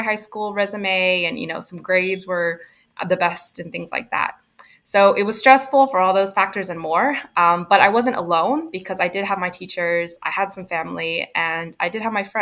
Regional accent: Houston, Texas, United States; also born or lived in Oregon; I kind of grew up all over Houston and a bunch of different areas. So mostly Houston suburbs and inner city Houston

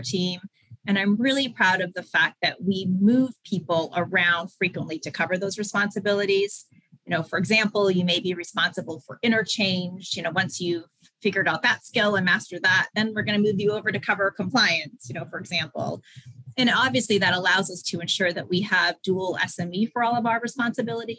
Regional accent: Maine, United States; moved away as an adult; also born or lived in Pennsylvania; I had grown up in Maine. I went to college in Maine.

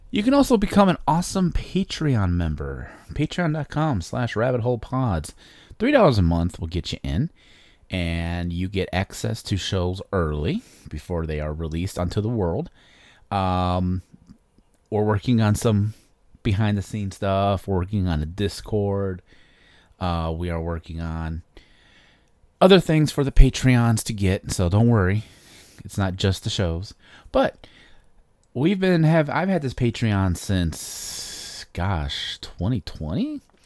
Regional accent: Chicago, Illinois, United States; I'm from Chicago. Um, I was born in a suburb of Chicago in nineteen eighty

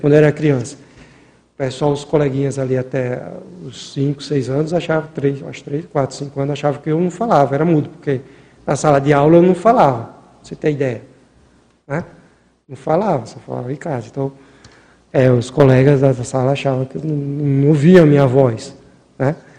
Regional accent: Maceió, Alagoas, Brazil; Mesmo morando, é, nascendo lá no Nordeste, lá, lá em Maceió

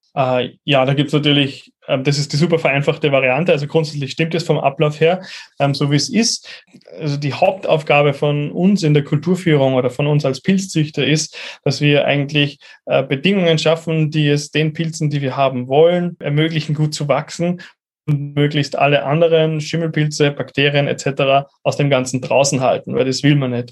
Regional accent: Upper Austria, Austria; moved away as an adult; now in Vienna, Austria; gebürtig aus Oberösterreich, lebe aber seit zehn Jahren in Wien

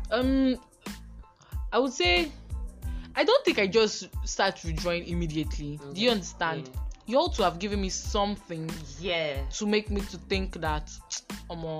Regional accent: Edo, Nigeria; I'm from Edo State.

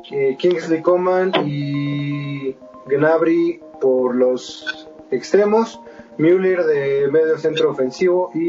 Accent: Mexico; por el sentimiento de ser mexicano

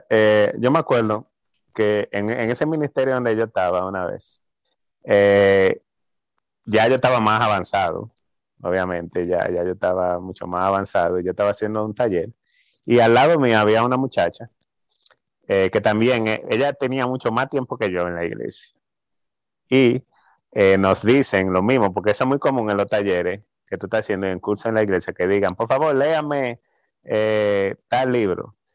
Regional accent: Santo Domingo, Distrito Nacional, Dominican Republic; now in Canada; una de las cosas que yo traje en mi maleta cuando yo me mudé de, de Santo Domingo, que me mudé a Canadá, fue mi Biblia.

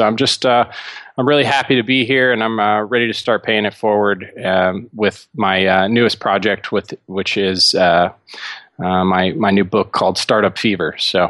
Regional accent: Dallas, Texas, United States; But as far as me, I'm originally from Dallas. I grew up in a kind of lower middle class family and was able to teach myself a lot.

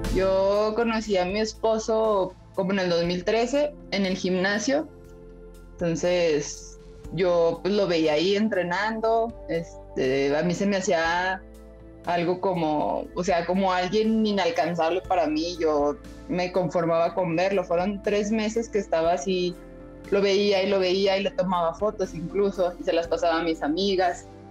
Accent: Zacatecas, Mexico; Tenemos ocho años juntos y, y somos de Zacatecas

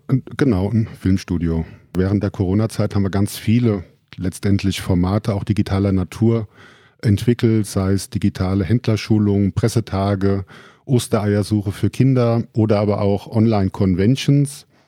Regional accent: Friedberg, Hesse, Germany; Grundsätzlich bin ich selber in Friedberg geboren, auch in der Friedberger Altstadt aufgewachsen und der Heimat immer verbunden geblieben

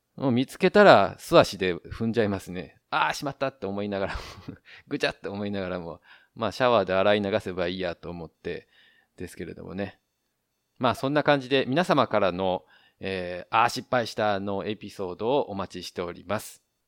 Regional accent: Japan; now in Taiwan; 日本の僕台湾人パートナーを持つ日本人

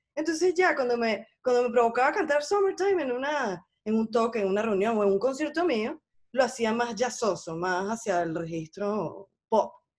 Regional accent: Venezuela; moved away as an adult; yo tengo nada más dos años que, que me fui de Venezuela y no he regresado

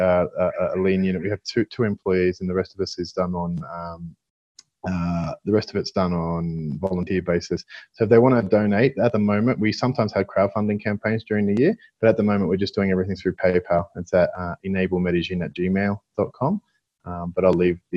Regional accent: Australia; moved away; I'm Australian

